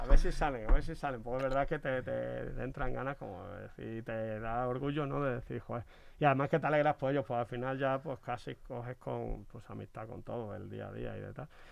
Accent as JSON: {"language": "Spanish", "area": "Badajoz", "region": "Extremadura", "country": "Spain", "moved": "yes", "said": "mis paisanos"}